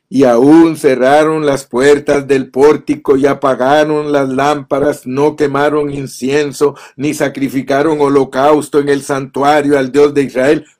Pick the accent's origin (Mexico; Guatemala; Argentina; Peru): Guatemala; moved away as an adult; also born or lived in Ontario, California, United States; now in United States; yo viví en Guatemala 25 años, desde que nací hasta que cumplí 25 años